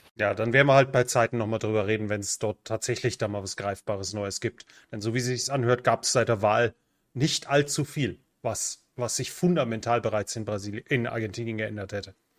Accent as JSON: {"language": "German", "country": "Germany", "moved": "as an adult", "lives_now": "Central America", "said": "Ich bin und bleibe Deutscher"}